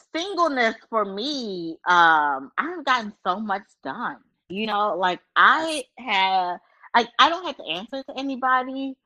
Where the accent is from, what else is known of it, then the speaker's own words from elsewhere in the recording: Baltimore, Maryland, United States; I'm from Baltimore